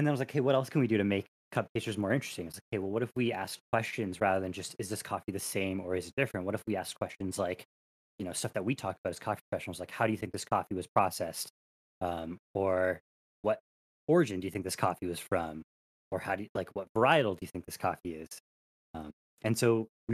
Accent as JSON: {"language": "English", "country": "Canada", "said": "As a Canadian"}